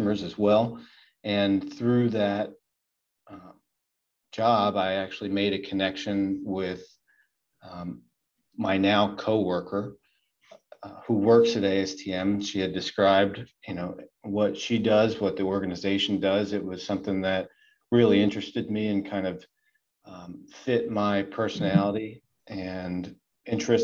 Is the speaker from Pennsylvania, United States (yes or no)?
yes; Southeast Pennsylvania, United States; I grew up in Southeast Pennsylvania